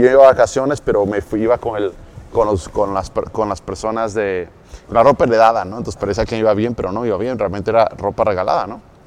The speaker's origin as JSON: {"language": "Spanish", "town": "Cuautla", "region": "Morelos", "country": "Mexico", "tie": "born or raised there", "also_born_or_lived": "Mexico City, Mexico", "said": "yo un día vivía en la Ciudad de México, despierto en Morelos, como a los 9, 10 años, ¿ok? En Cuautla, Morelos"}